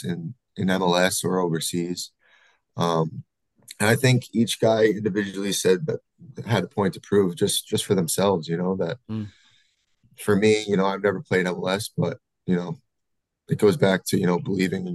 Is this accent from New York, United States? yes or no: yes; Massapequa, New York, United States; moved away as an adult; also born or lived in Albany, New York / Nashville / Pittsburgh; now in Sacramento, United States; Grew up in Massapequa, played club soccer in Massapequa, New York.